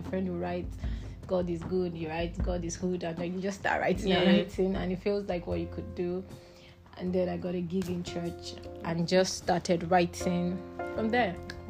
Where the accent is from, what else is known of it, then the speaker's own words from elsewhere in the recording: Imo, Nigeria; Imo State, Nigeria.